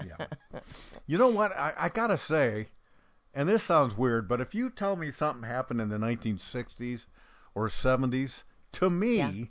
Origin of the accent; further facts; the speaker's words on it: Bend, Oregon, United States; I grew up in Central Oregon, Bend.